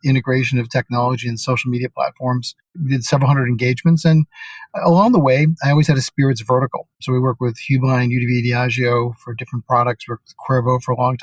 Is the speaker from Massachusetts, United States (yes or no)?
yes; Boston, Massachusetts, United States; moved away as an adult; also born or lived in New York; I grew up in Boston, Massachusetts